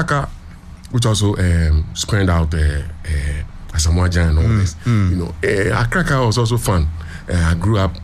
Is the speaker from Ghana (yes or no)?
yes; Accra, Greater Accra, Ghana; I was a child just growing up in Accra.